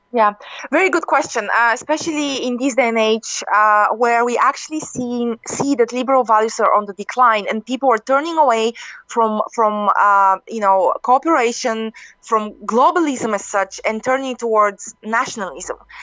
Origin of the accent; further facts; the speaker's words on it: Bulgaria; I come from from Bulgaria, you know, um, you know, an Eastern European country